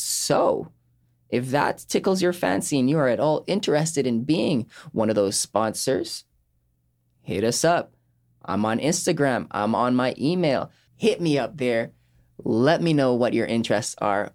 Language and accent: English; Sint Maarten; moved away; I was born and raised on Saint Martin